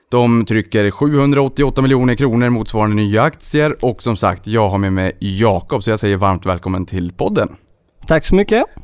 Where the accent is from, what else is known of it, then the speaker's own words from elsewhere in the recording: Hässleholm, Skåne, Sweden; vi har kvar vårt säte i Hässleholm där jag är uppvuxen.